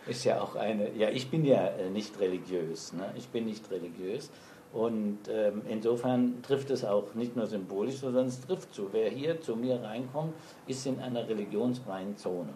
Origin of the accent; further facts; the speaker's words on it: Saarland, Germany; moved away as an adult; also born or lived in Frankfurt / Mainz / Berlin; Also ich bin im Saarland geboren und bin auch heute noch bekennender Saarländer